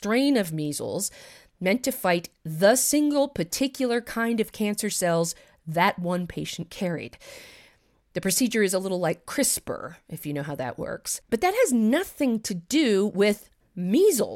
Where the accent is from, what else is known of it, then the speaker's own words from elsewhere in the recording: United States; I'm also an American